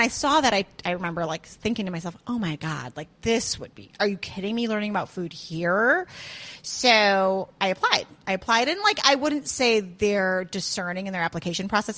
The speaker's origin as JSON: {"language": "English", "town": "Highland Park", "region": "Illinois", "country": "United States", "tie": "born or raised there", "also_born_or_lived": "Chicago, Illinois", "moved": "as an adult", "lives_now": "Georgia, United States", "said": "I grew up in Highland Park"}